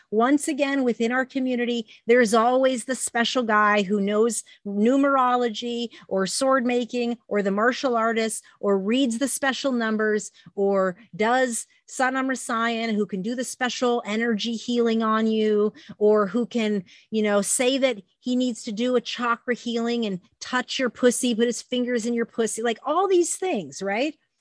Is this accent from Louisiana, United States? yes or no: no; Phoenix, Arizona, United States; I was born and raised in the Phoenix Ashram.